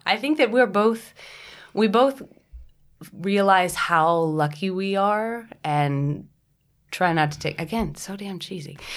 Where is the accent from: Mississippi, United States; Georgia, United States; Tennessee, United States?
Tennessee, United States; moved away; also born or lived in New York; my family in Tennessee